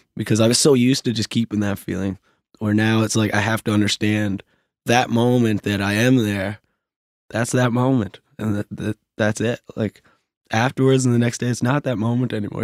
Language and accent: English; Glace Bay, Nova Scotia, Canada; now in Halifax, Canada; I'm from Glace Bay and I have more friends in Halifax from Glace Bay who I grew up